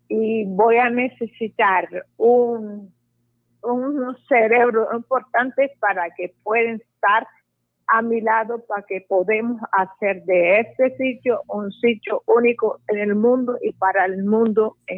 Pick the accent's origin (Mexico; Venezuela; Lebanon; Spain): Lebanon; now in Puerto Colombia, Colombia